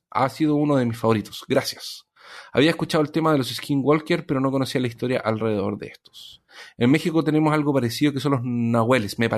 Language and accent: Spanish; Cuba; Y luego cuando dijeron que se había gastado todo en el casino y en bebida, como buen cubano, casi me ofendo.